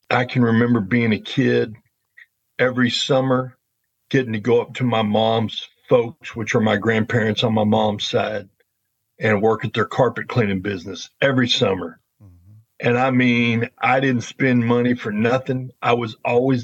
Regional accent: Dallas, Texas, United States; I grew up in the Dallas area of Texas.

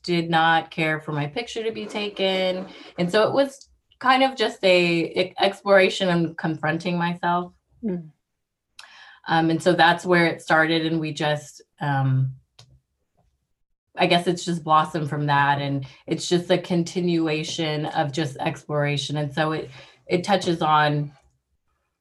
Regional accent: Texas, United States; moved away as an adult; also born or lived in Washington; now in Alaska, United States; Growing up in Texas so long, being so close to my family

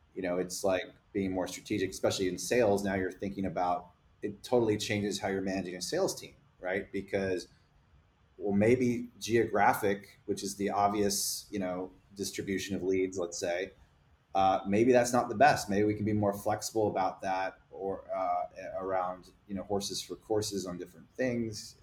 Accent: Texas, United States; I'm also a Texan American

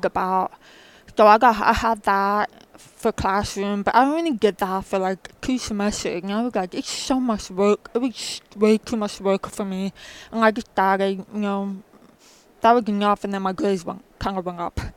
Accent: New Jersey, United States; I'm originally from New Jersey

